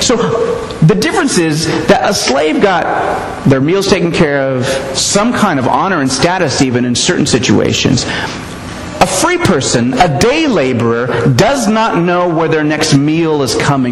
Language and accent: English; United States; I'm an American